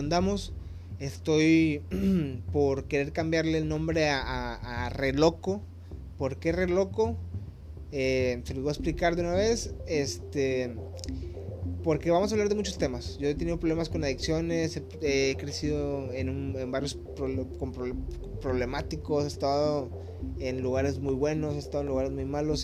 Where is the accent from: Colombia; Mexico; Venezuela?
Mexico; Monterrey, Nuevo León; now in Cancún, Mexico; Ahorita yo me encuentro en Cancún, yo soy de Monterrey